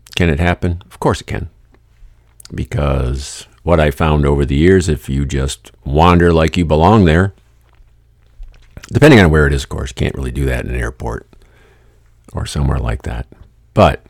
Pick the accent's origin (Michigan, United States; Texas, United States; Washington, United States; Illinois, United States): Michigan, United States; Lansing; I grew up here in Lansing, Michigan.